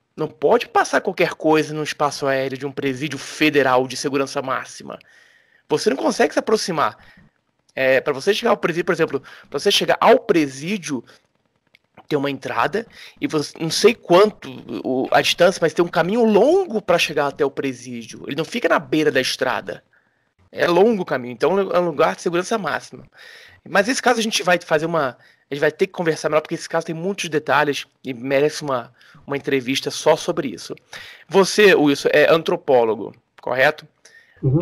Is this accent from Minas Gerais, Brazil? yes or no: no; Rio de Janeiro, Brazil; eu que sou carioca, no Rio de Janeiro, na década de 80